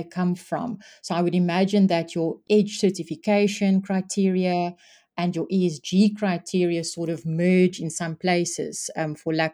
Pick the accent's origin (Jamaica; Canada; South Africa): South Africa; South Africans, as we know, are very resilient and we're very proud of our people